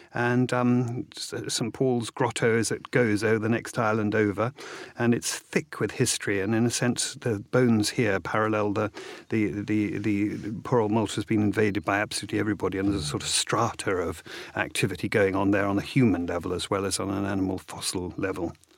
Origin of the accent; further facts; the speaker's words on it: Hastings, South East England, United Kingdom; my mother flew back and I was born in Hastings.